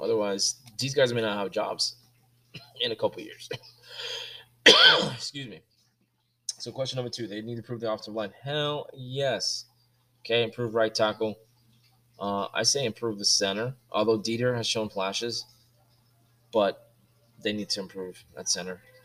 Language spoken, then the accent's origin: English; Miami, Florida, United States; growing up in Miami